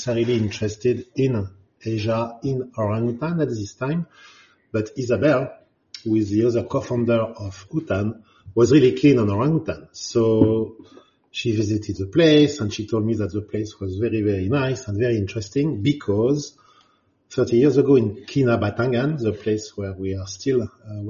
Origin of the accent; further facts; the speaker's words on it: Paris, Île-de-France, France; accent: French; English is a second language; moved away as an adult; also born or lived in Africa / Saudi Arabia / Borneo; now in Malaysia; you can hear that I am French. I mean, I was born in Paris and raised in Paris.